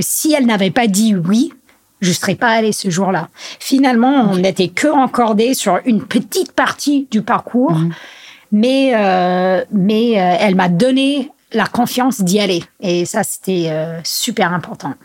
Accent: United States; also born or lived in Grenoble / Chamonix; now in France; chez nous aux US

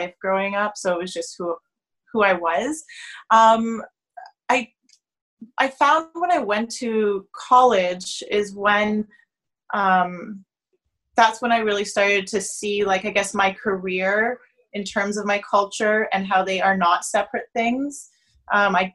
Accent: Toronto, Ontario, Canada; I'm born and raised in Toronto.

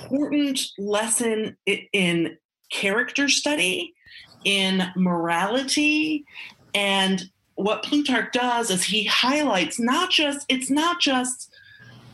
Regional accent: United States; as an American

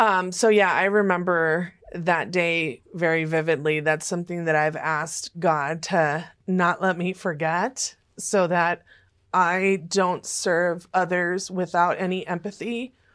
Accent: Los Angeles, California, United States; also born or lived in Fresno, California / Oklahoma City, Oklahoma / Sherman Oaks, California; when I was about four and a half, we moved to Hollywood, California

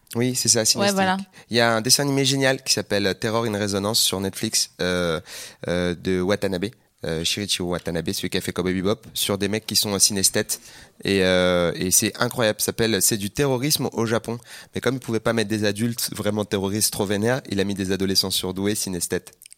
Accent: Seine-Saint-Denis, Île-de-France, France; Moi j'ai grandi en Seine-Saint-Denis

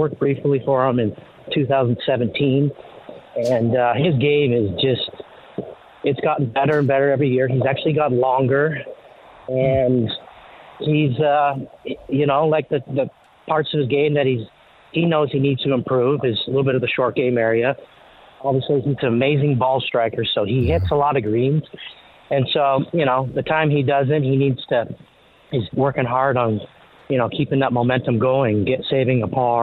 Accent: Canada; growing up in Canada

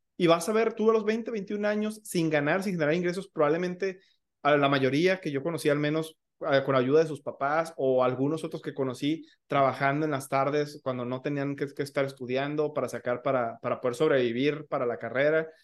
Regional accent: Michoacán, Mexico; yo no soy de Ciudad de México, este, soy, soy de Michoacán

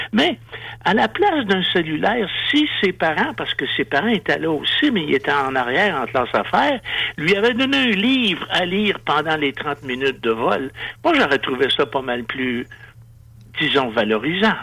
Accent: Quebec, Canada

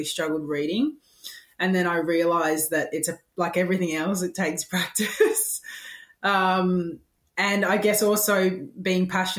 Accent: England, United Kingdom; being English, I played soccer from the moment that I could walk

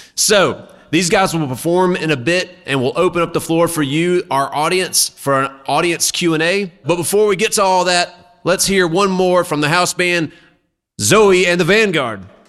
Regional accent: Mississippi, United States; moved away; I'm from Mississippi originally

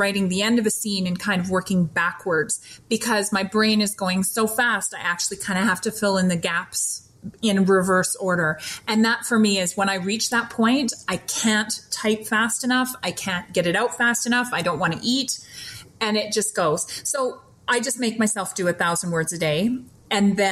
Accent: Canada; I'm Canadian. I apparently have a lot of Canadianisms that I didn't realize I was using

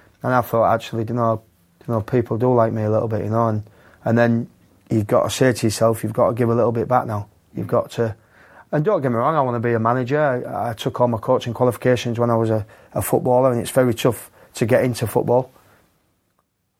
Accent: Yorkshire and the Humber, United Kingdom; I'm a Yorkshireman

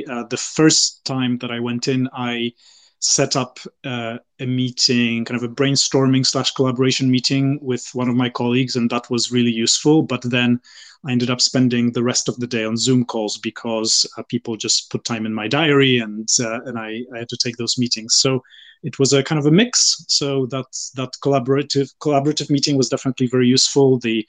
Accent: Poland; born there; also born or lived in UAE / Bahrain / France / United States; I was born in Poland and I've lived there. I've also lived in the UAE, Bahrain. I did part of my degree in France and I then worked in the US and the UK.

